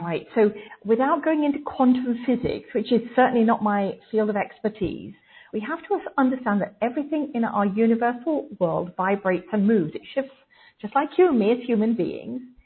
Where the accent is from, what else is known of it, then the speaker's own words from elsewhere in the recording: England, United Kingdom; growing up in England